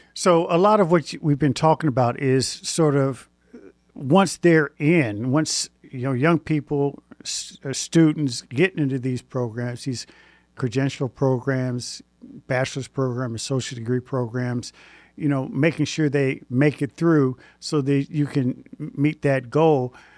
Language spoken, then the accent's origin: English; Indianapolis, Indiana, United States; moved away; I'm originally from Indianapolis